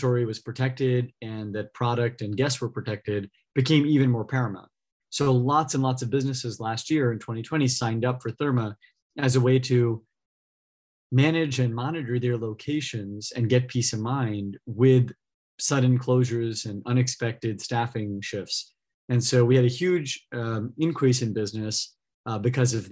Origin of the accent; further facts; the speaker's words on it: California, United States; I grew up in California a couple of hours south of here